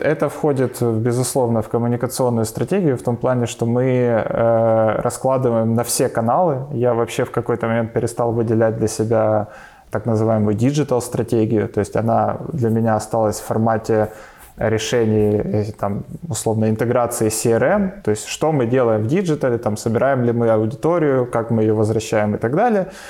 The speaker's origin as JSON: {"language": "Russian", "town": "Kharkiv", "region": "Kharkiv Oblast", "country": "Ukraine", "said": "я сам э, из Харькова"}